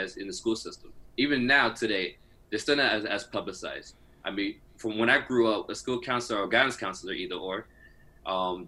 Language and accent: English; North Miami Beach, Florida, United States; I was born and raised in Miami, Florida, in the great city of North Miami Beach